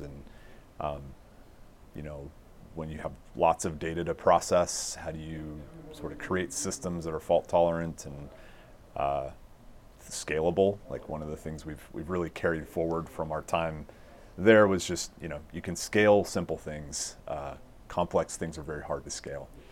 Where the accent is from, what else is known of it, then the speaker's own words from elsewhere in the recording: Littleton, Colorado, United States; I grew up in Littleton.